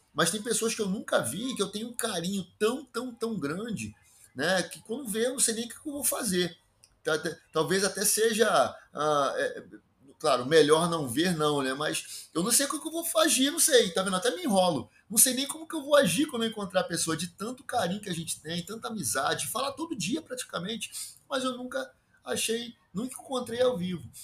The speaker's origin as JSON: {"language": "Portuguese", "region": "Rio de Janeiro", "country": "Brazil", "tie": "born or raised there", "accent": "carioca chiado", "said": "Sou um carioca da gema, daqueles que se orgulham com o enorme chiado que fazem ao falar"}